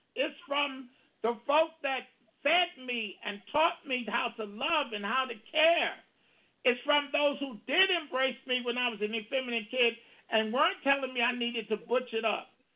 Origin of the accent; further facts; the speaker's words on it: Baltimore, Maryland, United States; in Maryland, which is my hometown, Baltimore